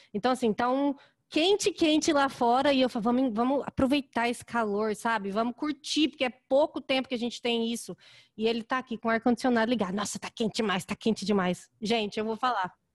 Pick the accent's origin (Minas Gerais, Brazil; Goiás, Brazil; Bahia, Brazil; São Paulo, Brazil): Goiás, Brazil; Goiânia; now in Chicago, United States; eu sou de Goiânia também.